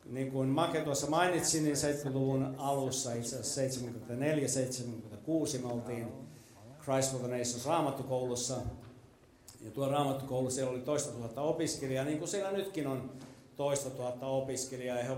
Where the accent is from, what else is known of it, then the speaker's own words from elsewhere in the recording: Texas, United States; I'm from Texas.